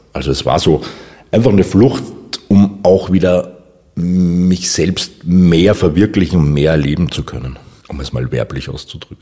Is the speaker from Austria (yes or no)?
yes; Upper Austria, Austria; now in Vienna, Austria; Ich bin geborener Oberösterreicher, jetzt aber schon die meiste Zeit in, in Wien, seit 1988